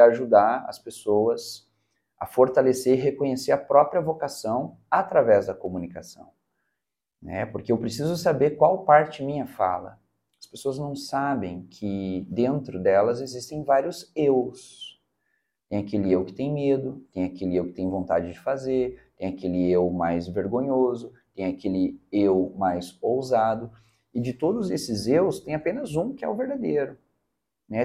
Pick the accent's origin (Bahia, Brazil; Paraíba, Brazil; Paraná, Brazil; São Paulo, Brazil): Paraná, Brazil; Curitiba; moved away as an adult; now in Teófilo Otoni, Brazil; eu sou natural de Curitiba, estou em Teoflotone já há 10 anos